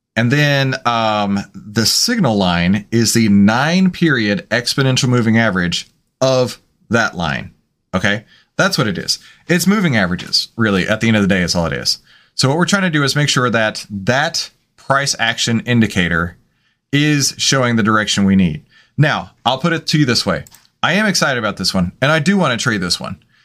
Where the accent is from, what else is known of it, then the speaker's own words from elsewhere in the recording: Texas, United States; I'm from Texas